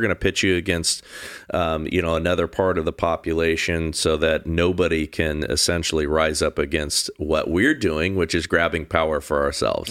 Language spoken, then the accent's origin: English; Southern California, United States; I grew up here in Southern California